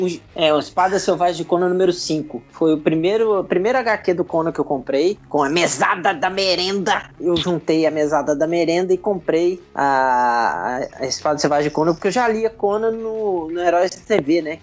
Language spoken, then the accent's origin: Portuguese; Juiz de Fora, Minas Gerais, Brazil; a minha infância em Juiz de Fora